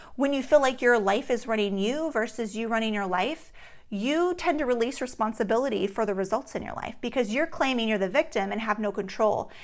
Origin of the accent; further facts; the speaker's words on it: Alaska, United States; growing up in Alaska, we play outside in the summer until late at night